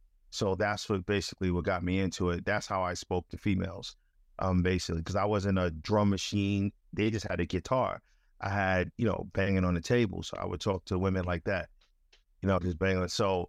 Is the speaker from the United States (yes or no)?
yes; Crown Heights, New York, United States; You know, growing up in Crown Heights, you know, you were exposed to a whole bunch of things.